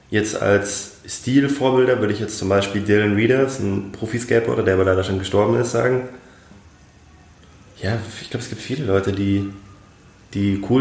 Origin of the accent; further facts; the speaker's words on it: Munich, Bavaria, Germany; die Nähe zu Italien hier in München, deswegen Weinschorle und Aperol Spritz, aber als Münchner Kindle muss man auch Bier trinken.